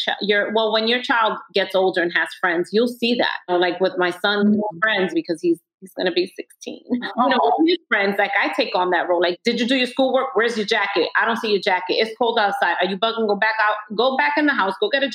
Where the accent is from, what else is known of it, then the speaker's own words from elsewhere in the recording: New York City, New York, United States; I grew up in Washington Heights, walking down the neighborhood.